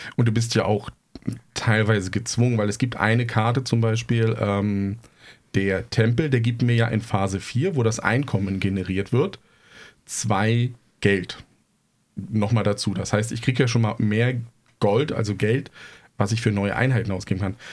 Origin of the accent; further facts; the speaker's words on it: East Germany, Germany; ich komme aus dem Osten